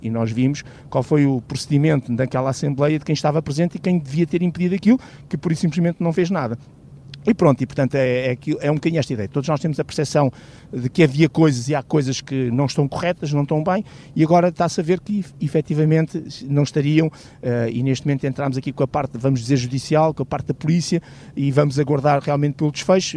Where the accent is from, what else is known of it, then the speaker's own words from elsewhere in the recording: Portugal; a mim como português